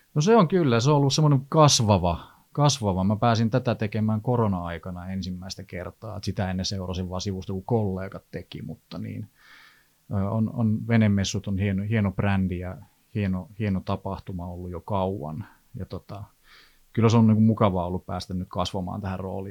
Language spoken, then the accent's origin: Finnish; Eastern Finland, Finland; also born or lived in Helsinki area; now in Helsinki, Finland; minä olen Itä-Suomesta